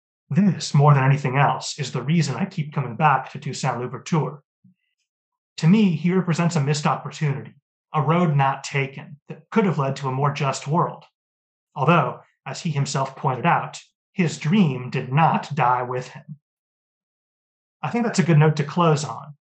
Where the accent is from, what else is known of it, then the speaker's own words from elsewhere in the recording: Seattle, Washington, United States; I'm from Seattle.